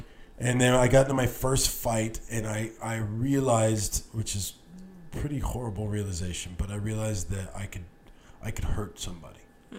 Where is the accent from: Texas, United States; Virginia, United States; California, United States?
Texas, United States; El Paso; moved away as an adult; also born or lived in Austin; now in Los Angeles, United States; I grew up in El Paso. When you grew up in El Paso in the 90s, you spent half your time in Mexico, in Juarez